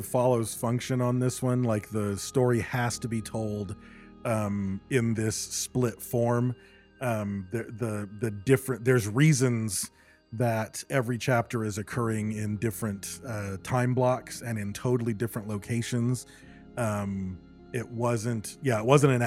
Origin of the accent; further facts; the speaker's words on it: Michigan, United States; also born or lived in Battle Creek, Michigan / California; growing up in Michigan